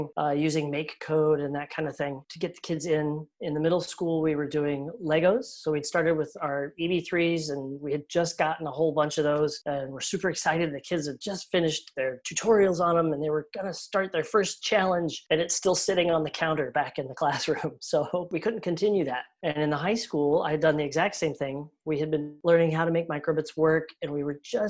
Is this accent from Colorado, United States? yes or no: yes; Colorado, United States; moved away; I grew up in Colorado, about 25, 30 minutes from Spark Fun.